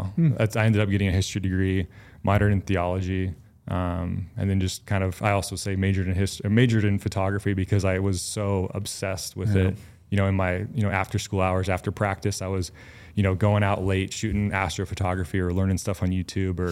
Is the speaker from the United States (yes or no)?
yes; Oregon, United States; I grew up in Oregon